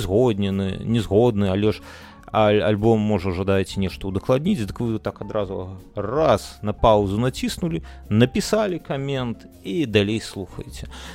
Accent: Belarus; мы беларусы

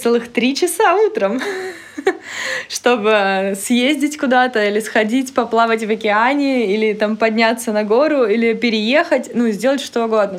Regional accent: Taganrog, Rostov Oblast, Russia; now in Saint Petersburg, Russia; Сейчас я э, на исторической своей родине, да, в доме, в котором я родилась, выросла, в Таганроге, mm-hmm. на юге.

